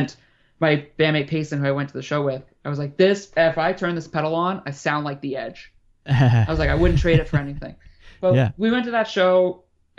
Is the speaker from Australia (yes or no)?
no; Canada; I'm from Canada